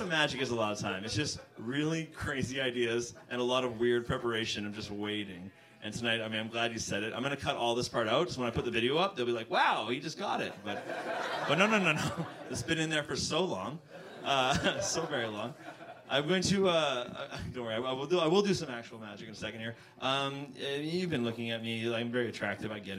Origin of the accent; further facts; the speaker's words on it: Vancouver, British Columbia, Canada; moved away as an adult; now in Toronto, Canada; I'm from Vancouver, and I've been living here for the last 4 years.